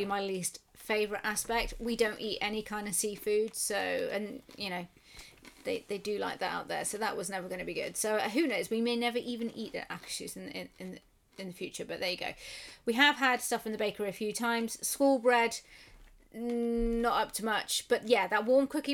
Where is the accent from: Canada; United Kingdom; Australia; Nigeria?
United Kingdom; England; We're English.